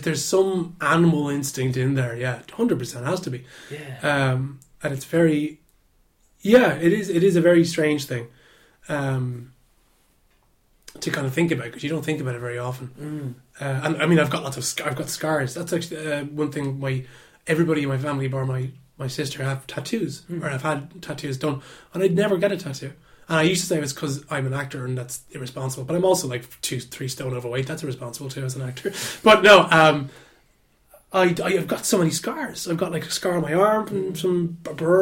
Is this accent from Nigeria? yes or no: no; Dublin, Leinster, Ireland; I live out in Walkinstown, my family home is out in Walkinstown